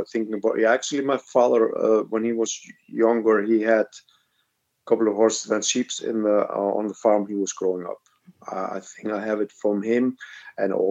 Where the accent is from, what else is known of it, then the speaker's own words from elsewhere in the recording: Reykjavik, Capital Region, Iceland; I was growing up in Reykjavik, and the next house beside me where I was growing up